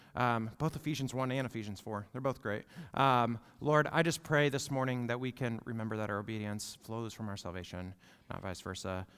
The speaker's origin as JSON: {"language": "English", "country": "United States", "said": "we, as an American church"}